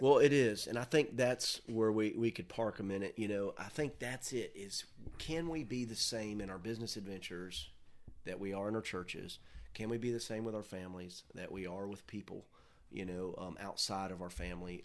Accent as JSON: {"language": "English", "town": "Mims", "region": "Florida", "country": "United States", "said": "I'm from Mims. I mean, there's one blinking light"}